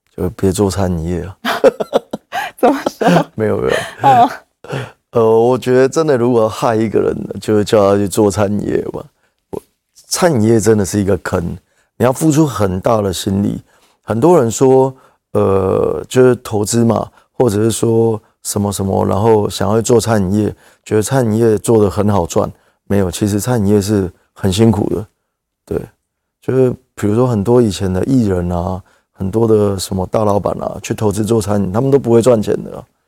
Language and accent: Chinese; Keelung, Taiwan; 我们当初一起，呃，工作的伙伴，我们都是基隆人